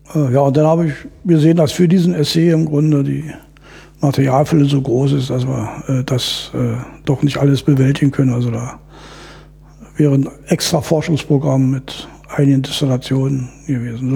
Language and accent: German; East Germany, Germany; ich bin in der DDR groß geworden